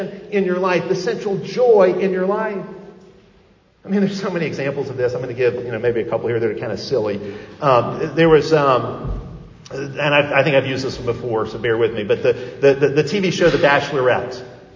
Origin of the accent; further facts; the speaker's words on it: outside of Chicago, Illinois, United States; moved away; I grew up outside of Chicago